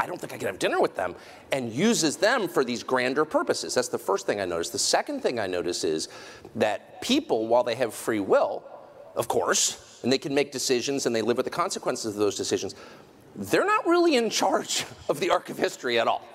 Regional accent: United States; I'm American

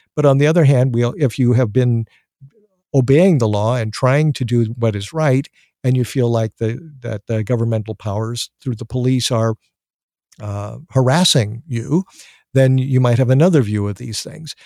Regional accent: United States

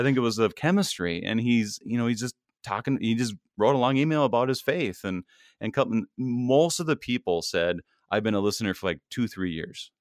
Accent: Minnesota, United States; also born or lived in Milwaukee; I am a, a, a Minnesotan. I, I grew up here, I was born here, my parents moved here when I was in the womb

